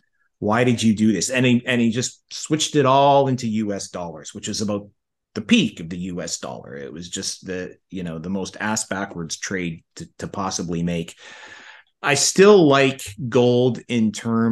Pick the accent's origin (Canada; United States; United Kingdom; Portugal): Canada; I'm from Canada